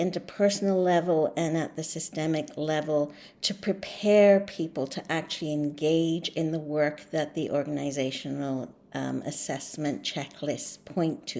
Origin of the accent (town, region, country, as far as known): Canada; first language English